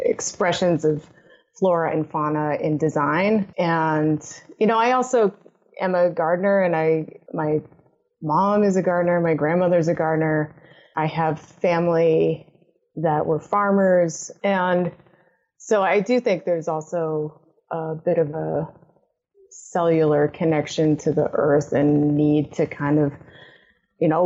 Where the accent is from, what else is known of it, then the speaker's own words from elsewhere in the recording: Massachusetts, United States; I grew up in Massachusetts and I grew up on the southern border